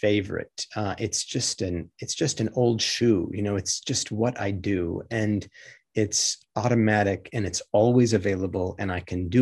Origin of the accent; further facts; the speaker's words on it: Michigan, United States; my growing up in Michigan, not far from the shores of Lake Superior